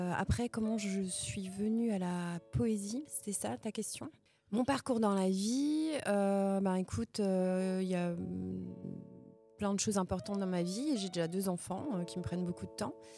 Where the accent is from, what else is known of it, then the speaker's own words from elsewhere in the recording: Verdun, Grand Est, France; moved away as an adult; now in Nancy, France; moi, je suis de la Meuse. Euh, je suis née à Verdun